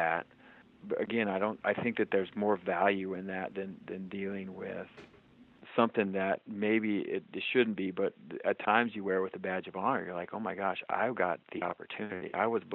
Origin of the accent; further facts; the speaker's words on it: Washington, United States; I grew up in Washington and this coffee has always just been kind of part of my culture